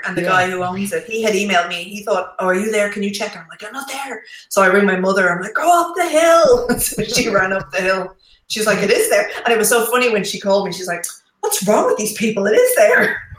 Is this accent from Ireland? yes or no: yes; Ireland; it's in my hometown.